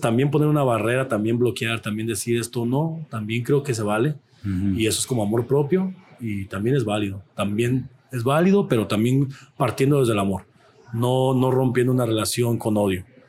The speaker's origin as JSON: {"language": "Spanish", "country": "Mexico", "said": "nos identifica como mexicanos"}